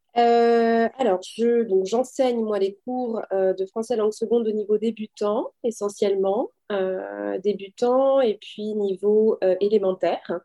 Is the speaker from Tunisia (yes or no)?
no; France; moved away as an adult; also born or lived in Paris / United States; now in Toronto, Canada; je viens de France